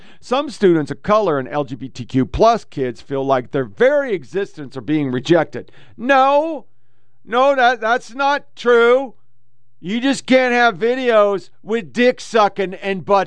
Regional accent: Oregon, United States; I was born in Oregon.

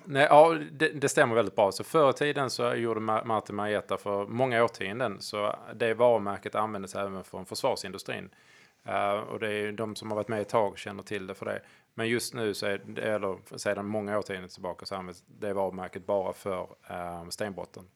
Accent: Hörby, Skåne, Sweden; Hörby, där jag kommer från byn

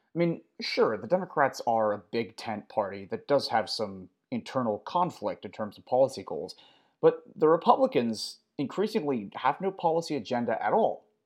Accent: United States; as an American

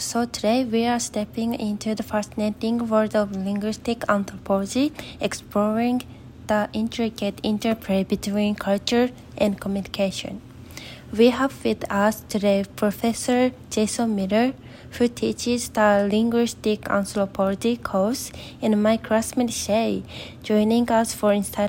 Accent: Japan; first language Japanese; English is a second language; So, in my first language is Japanese. So I have noticed that there is a lot of Japanese that cannot be translated into English

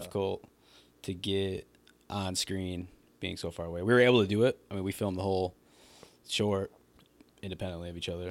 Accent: Wyandotte, Michigan, United States; also born or lived in Brighton, Michigan; I live in Brighton, Michigan currently, and, uh, I'm originally from Wyandotte, Michigan

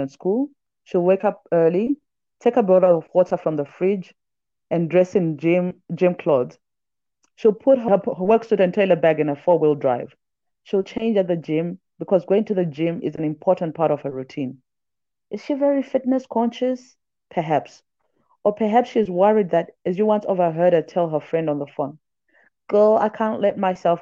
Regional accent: Zambia; also born or lived in Johannesburg, South Africa; now in Nairobi, Kenya; I was born in Zambia. My dad is South African. My mom is Zimbabwean. And now I stay in Nairobi when I'm not in Joburg or other African cities.

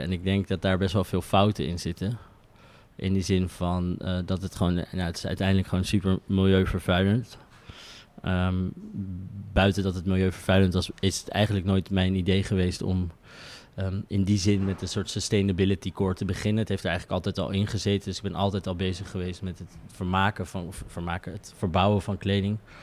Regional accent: The Hague, South Holland, Netherlands; ik kom uit Den Haag

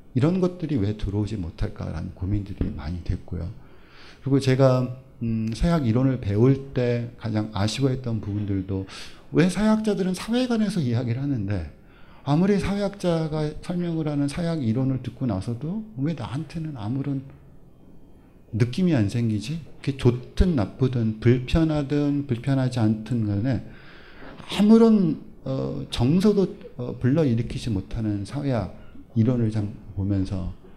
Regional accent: South Korea; first language Korean; also born or lived in Germany; 한국에서 모국어로 공부하지 않고 외국을 유학을 가서

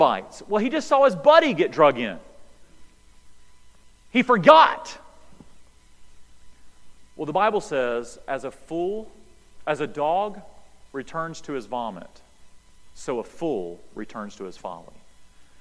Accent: High Rock Lake, North Carolina, United States; we grew up near High Rock Lake there in North Carolina.

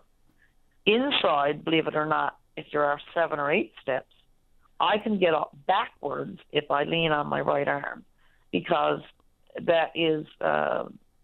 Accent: Twillingate, Newfoundland and Labrador, Canada; moved away as an adult; now in St. John's, Canada; I've been living in St. John since I was 18 from Twillingate.

